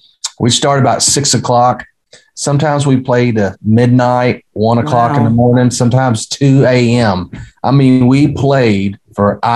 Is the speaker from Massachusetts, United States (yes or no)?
no; Daviess County, Kentucky, United States